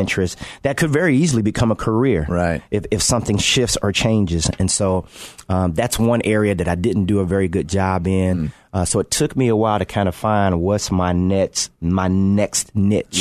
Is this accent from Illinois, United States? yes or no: yes; Chicago, Illinois, United States; grow up in Chicago, uh, uh, play for my hometown team